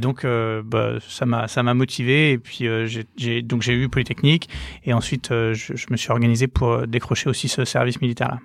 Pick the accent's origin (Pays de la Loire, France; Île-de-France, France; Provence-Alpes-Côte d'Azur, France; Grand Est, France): Pays de la Loire, France; Nantes; moved away as an adult; also born or lived in Versailles; donc moi, je viens de Nantes. je suis je suis né à Nantes, j'ai fait mes études à Nantes jusqu'à mon bac